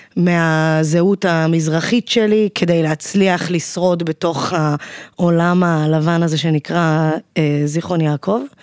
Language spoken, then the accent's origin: Hebrew; Zikhron Ya'akov, Haifa District, Israel; גדלתי בזיכרון, מרוקאית